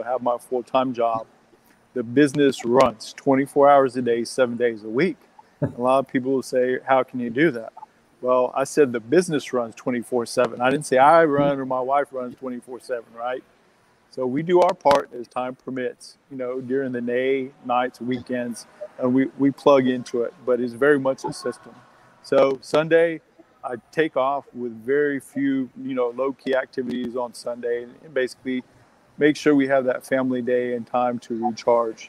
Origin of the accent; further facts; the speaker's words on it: Texas, United States; I grew up in Texas